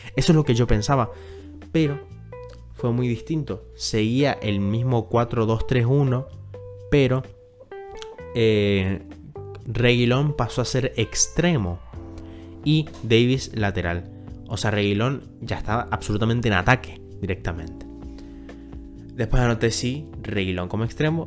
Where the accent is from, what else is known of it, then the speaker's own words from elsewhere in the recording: Argentina; yo soy de Argentina